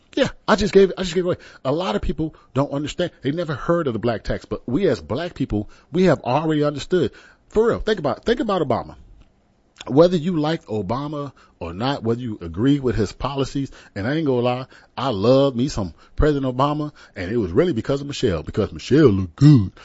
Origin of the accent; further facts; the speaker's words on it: San Antonio, Texas, United States; I'm from San Antonio